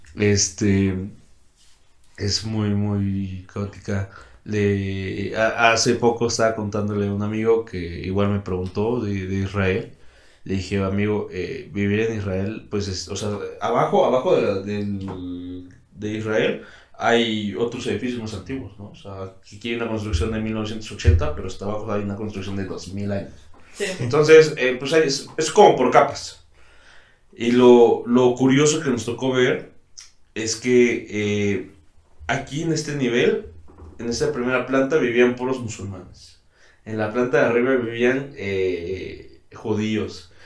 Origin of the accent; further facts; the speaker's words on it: Mexico; also born or lived in Santander, Spain / Brazil; yo como mexicano quisiera hacerlo en mi país